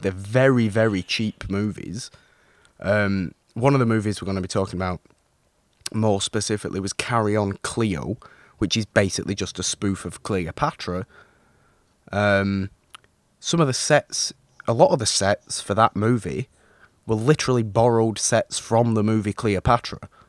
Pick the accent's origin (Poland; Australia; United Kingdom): United Kingdom; me being British, me having grown up watching some of these movies.